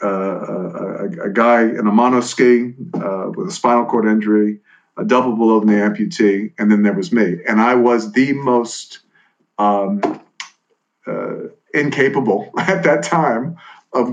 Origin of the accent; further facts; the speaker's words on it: New Orleans, Louisiana, United States; moved away; Growing up in New Orleans